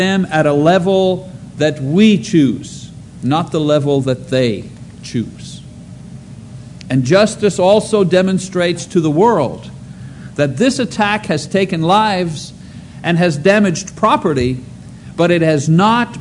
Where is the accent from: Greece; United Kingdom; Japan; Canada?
Canada; now in United States; being a Canadian citizen